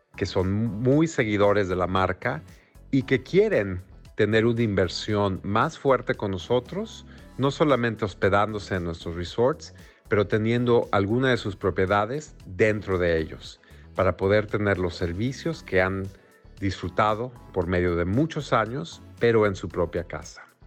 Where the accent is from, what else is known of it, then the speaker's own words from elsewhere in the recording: Mexico City, Mexico; moved away as an adult; also born or lived in Houston, United States; now in New York, United States; soy mexicano, nací y crecí en la Ciudad de México.